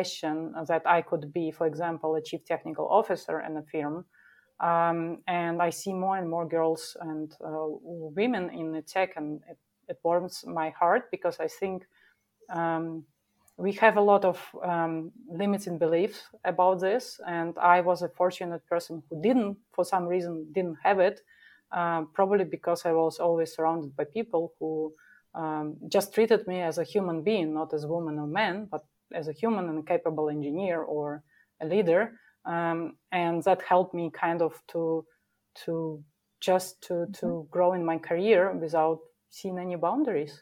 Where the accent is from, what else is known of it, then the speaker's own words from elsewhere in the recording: Minsk, Belarus; moved away as an adult; now in Munich, Germany; a chief technical officer in small development office in Minsk, my hometown.